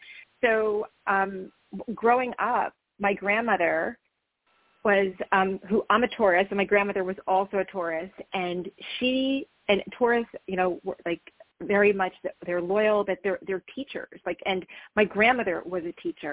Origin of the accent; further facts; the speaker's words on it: New Jersey, United States; also born or lived in New York City; I grew up in New Jersey